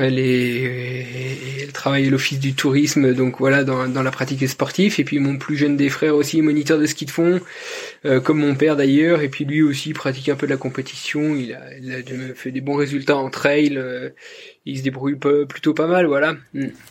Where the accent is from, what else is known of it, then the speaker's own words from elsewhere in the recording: Jura Mountains, France; je suis originaire du, massif du Jura.